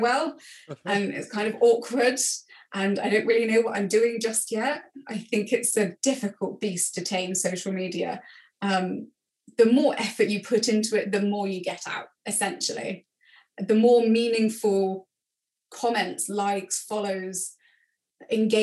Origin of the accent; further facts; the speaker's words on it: England, United Kingdom; being English